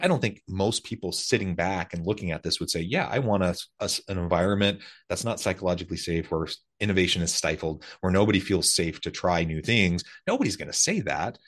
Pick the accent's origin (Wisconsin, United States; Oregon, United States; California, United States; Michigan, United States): Oregon, United States; Salem; moved away; also born or lived in rural Missouri; I grew up in Salem, Oregon, South